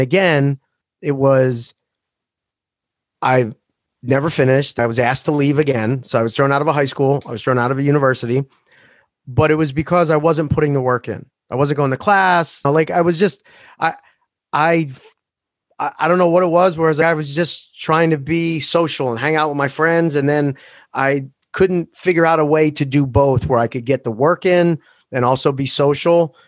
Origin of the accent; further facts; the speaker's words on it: Philadelphia, Pennsylvania, United States; also born or lived in Maple Shade, New Jersey; Seventeenth and Morris in South Philadelphia